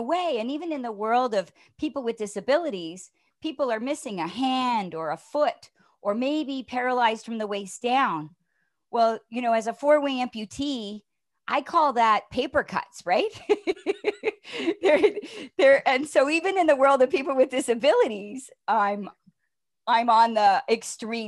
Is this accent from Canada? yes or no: yes; Toronto, Ontario, Canada; moved away as an adult; from Toronto